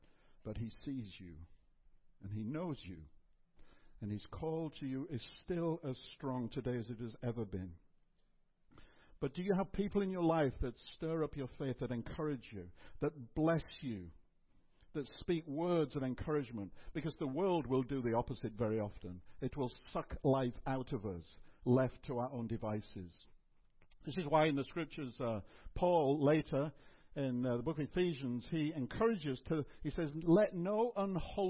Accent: England, United Kingdom; I sort of grew up in a home where it was assumed we were Christian because we're British and English.

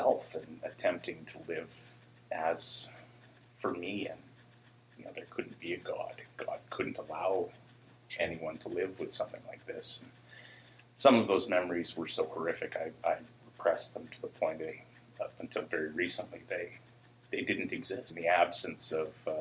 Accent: Port Alberni, British Columbia, Canada; also born or lived in Nanaimo; I grew up in Port Alberni

